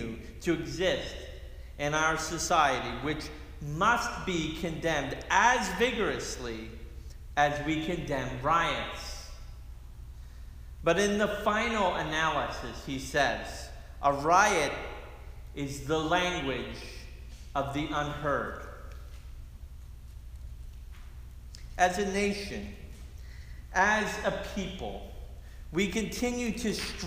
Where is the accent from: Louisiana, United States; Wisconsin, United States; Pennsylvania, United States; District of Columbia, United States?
Pennsylvania, United States; Philadelphia; my hometown of Philadelphia